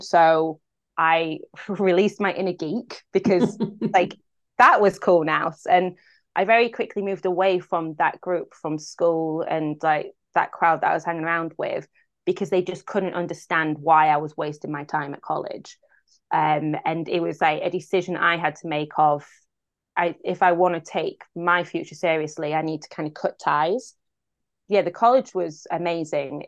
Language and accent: English; Grimsby, Yorkshire and the Humber, United Kingdom; born or raised there; moved away